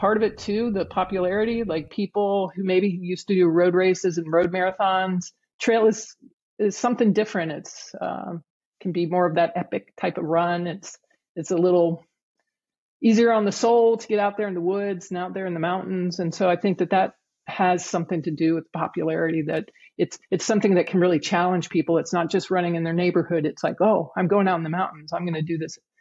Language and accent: English; Huntsville, Alabama, United States; my hometown